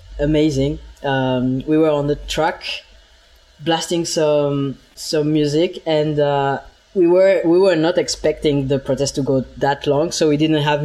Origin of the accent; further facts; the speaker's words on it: Bern, Switzerland; moved away as an adult; also born or lived in Lausanne; I grew up in Bern